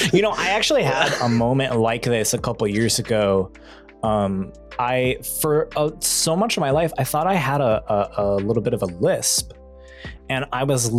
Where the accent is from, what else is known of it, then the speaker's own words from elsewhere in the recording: Southern California, United States; accent: Southern California vocal fry; I think I sound like I grew up in Southern California, which I did grow up in Southern California.